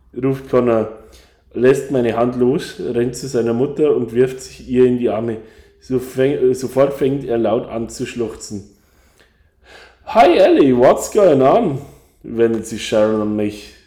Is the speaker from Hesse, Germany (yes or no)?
no; Bavaria, Germany; now in Ireland; kommt genau wie ich aus Bayern